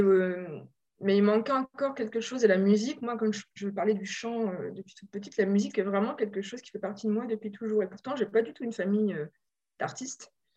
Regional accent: Normandy, France; moved away as an adult; also born or lived in Paris region; J'ai grandi en Normandie et je suis venue à Paris

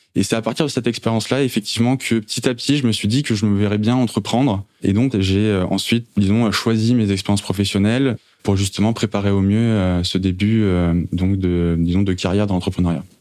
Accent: Saint-Germain-en-Laye, Île-de-France, France; also born or lived in Maisons-Laffitte; je suis yvelinois euh, d'origine. Euh, j'ai grandi justement entre Maison-Lafitte et Saint-Germain-en-Laye

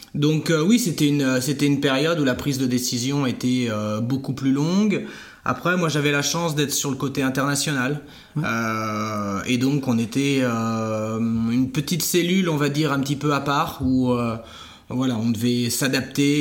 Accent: Saint-Jean-de-Monts, Pays de la Loire, France; also born or lived in Barcelona / Florence; je suis originaire de Saint-Jean-de-Mont en Vendée

